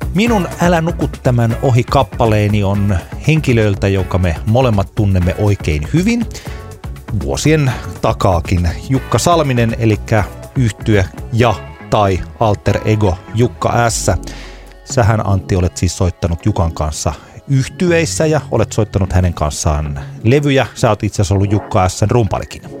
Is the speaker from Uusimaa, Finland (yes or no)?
no; Tampere, Pirkanmaa, Finland; minä olen tamperelainen